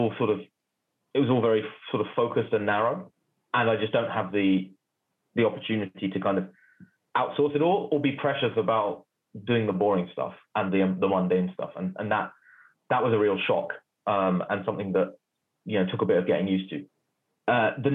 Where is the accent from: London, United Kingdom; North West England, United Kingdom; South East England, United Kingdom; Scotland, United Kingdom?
London, United Kingdom; I grew up in North London